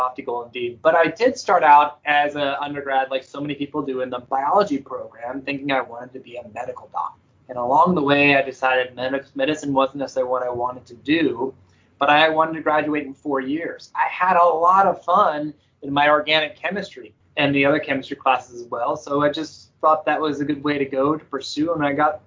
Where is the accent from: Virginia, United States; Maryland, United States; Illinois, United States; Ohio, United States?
Maryland, United States; D.C., Maryland suburbs of Washington, United States; moved away as an adult; also born or lived in Pennsylvania / North Carolina; I grew up in the Maryland, Washington, D.C. area, the Maryland suburbs of Washington, D.C.